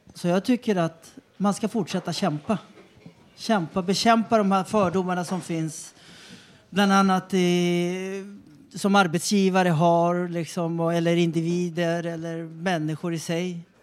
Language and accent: Swedish; Chile; now in Sweden; jag föddes i Chile. Högt upp i Anderna, Atacamaöknen.